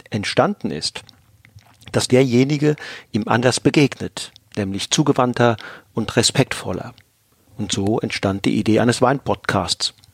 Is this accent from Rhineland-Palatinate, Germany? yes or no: yes; Rhineland-Palatinate, Germany; Aufgewachsen bin ich im Westerwald, nördlich von Limburg in einer bäuerlichen Familie.